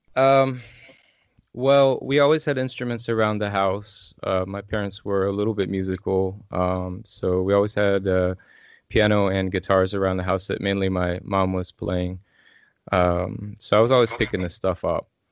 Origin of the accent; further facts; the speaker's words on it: Illinois, United States; moved away as an adult; now in Asheville, United States; I'm originally from Illinois